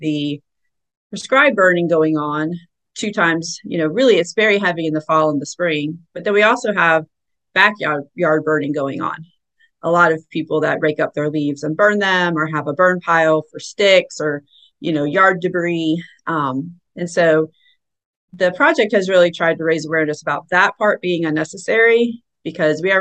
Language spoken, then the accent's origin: English; Tallahassee, Florida, United States; also born or lived in Atlanta, Georgia; I'm from Tallahassee, and I went to Florida State, go Noles, and moved to Atlanta with my husband